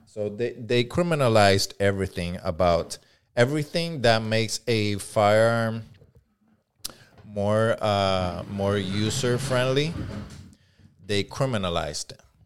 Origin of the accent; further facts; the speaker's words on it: Puerto Rico; accent: Puerto Rican; English is a second language; now in Southern California, United States; when I came over, my, my Puerto Rican accent was fucking heavy